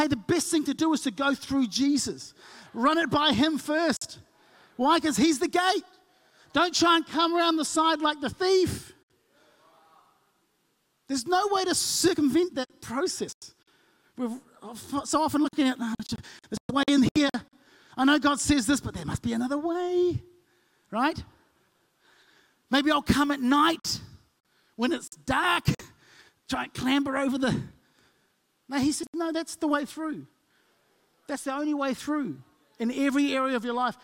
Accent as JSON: {"language": "English", "region": "Auckland", "country": "New Zealand", "tie": "born or raised there", "moved": "yes", "lives_now": "Hawke's Bay, New Zealand", "said": "growing up in South Auckland like I did"}